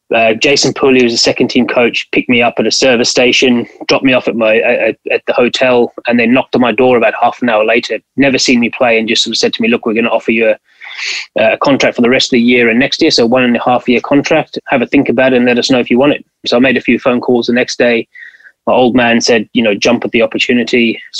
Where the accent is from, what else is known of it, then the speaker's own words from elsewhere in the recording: Western Cape, South Africa; moved away as an adult; now in England; when I was growing up in South Africa